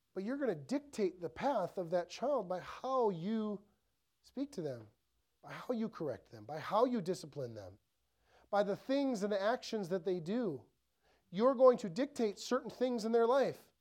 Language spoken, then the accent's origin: English; Ellsworth, Wisconsin, United States; I grew up in Ellsworth, so super small town, three thousand people